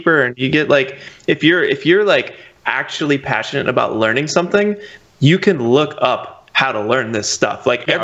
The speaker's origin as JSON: {"language": "English", "region": "California", "country": "United States", "also_born_or_lived": "Georgia", "moved": "yes", "said": "I was from California"}